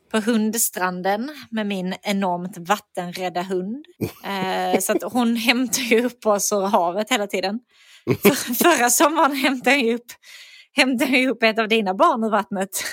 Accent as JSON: {"language": "Swedish", "region": "Skåne", "country": "Sweden", "accent": "Skånska", "said": "för mig som skåning"}